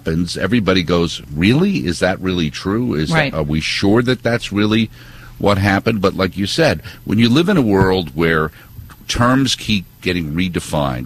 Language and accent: English; Northeast, United States; We grew up in the Northeast